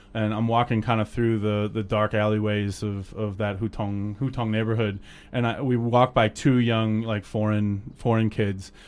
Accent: Cleveland, Ohio, United States; moved away as an adult; also born or lived in Alabama; now in China; I grew up in Cleveland

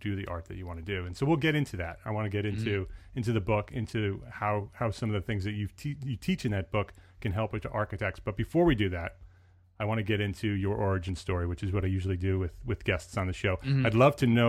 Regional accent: Paramus, New Jersey, United States; moved away; I'm a Jersey boy too. So I grew up in Paramus, New Jersey, and my parents are still there

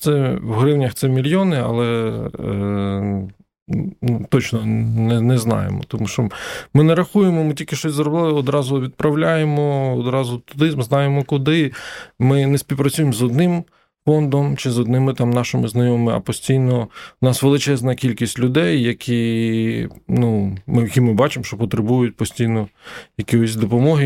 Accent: Ukraine; ми з України

